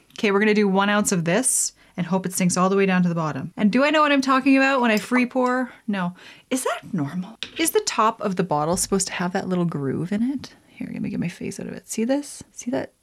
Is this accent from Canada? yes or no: yes; Canada; I am Canadian